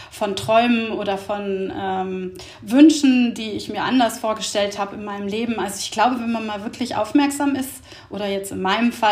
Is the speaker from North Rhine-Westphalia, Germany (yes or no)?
no; Hamburg, Germany; ich bin 53 Jahre alt und ich komme aus Hamburg.